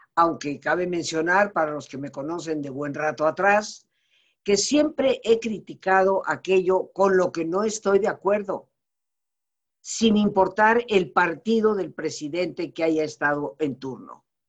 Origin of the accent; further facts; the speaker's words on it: Yucatán, Mexico; Soy mexicana con una familia establecida en Yucatán desde hace más de 300 años